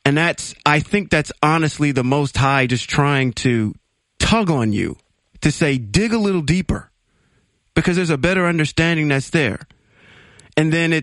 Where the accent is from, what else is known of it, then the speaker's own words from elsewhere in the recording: Ohio, United States; moved away; also born or lived in Reno, Nevada; I'm originally from Ohio, and when I moved out to the West Coast, I went to this small little Baptist church in Reno, Nevada.